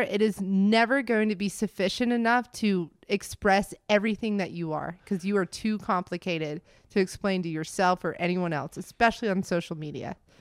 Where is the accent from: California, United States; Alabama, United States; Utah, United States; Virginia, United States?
Alabama, United States; Montgomery; moved away as an adult; also born or lived in Florida / Birmingham, Alabama / Denver / White Plains, New York; now in Greenville, United States; I was born in Montgomery, Alabama